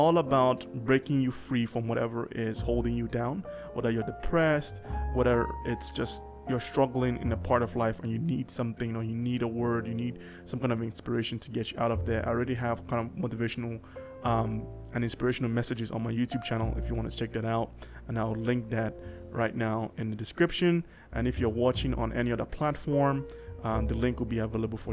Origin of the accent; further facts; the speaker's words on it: Nigeria; I'm Nigerian.